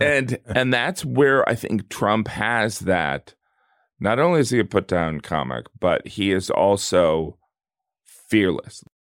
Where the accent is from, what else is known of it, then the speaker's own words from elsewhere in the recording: the Rust Belt, small town in the Midwest, United States; where I'm from, in a small town in the Midwest. I'm from the Rust Belt